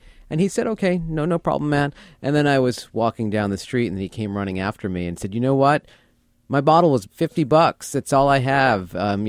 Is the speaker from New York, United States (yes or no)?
yes; Bronx, New York, United States; Yeah, born in the Bronx.